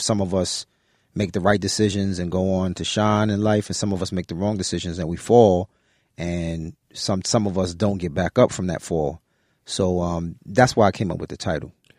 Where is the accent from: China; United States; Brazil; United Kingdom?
United States; New York City, New York; staying in Brooklyn